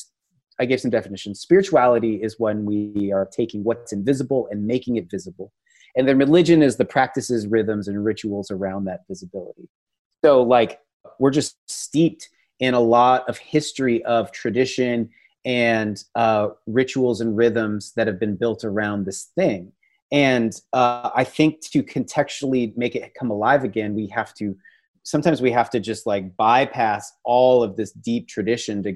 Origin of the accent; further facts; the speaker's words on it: Washington, United States; moved away as an adult; now in Texas, United States; When I lived in Washington State, because I now live in Texas, but I grew up in Washington State.